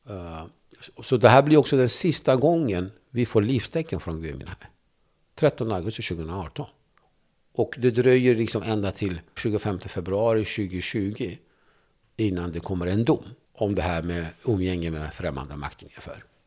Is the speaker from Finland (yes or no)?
no; Turkey; now in Sweden; när jag växte upp i Turkiet så fick inte vi tala kurdiska